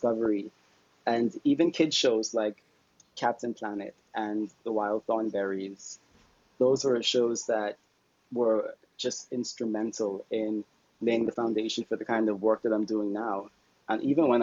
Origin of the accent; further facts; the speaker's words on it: Bahamas; I am a conservationist from the Bahamas